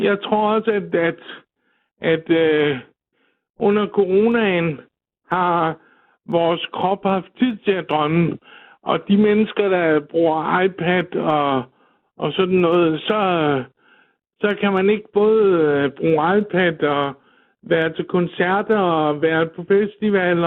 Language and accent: Danish; Klintholm Havn, Zealand, Denmark; jeg er fra Klintholm Havn på Møn